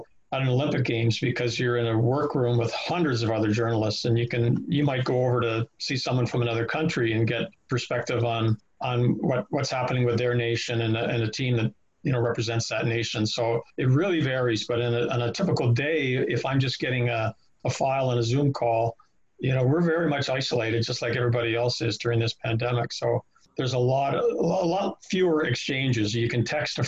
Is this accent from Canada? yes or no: yes; Toronto, Ontario, Canada; now in Ottawa, Canada; we grew up in Toronto